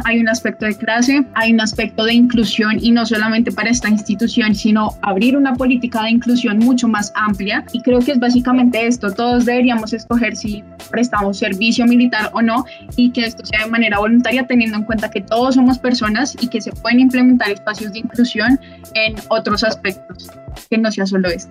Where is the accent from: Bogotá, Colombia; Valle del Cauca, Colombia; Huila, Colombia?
Bogotá, Colombia; yo soy de Bogotá